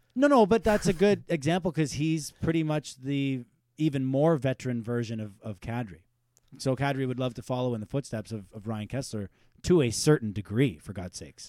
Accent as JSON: {"language": "English", "town": "Pembroke", "region": "Ontario", "country": "Canada", "said": "we're from Pembroke"}